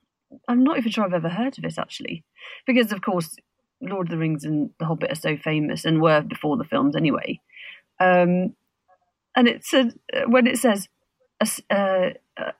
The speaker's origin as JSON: {"language": "English", "town": "Birmingham", "region": "West Midlands", "country": "United Kingdom", "said": "as a Brummie"}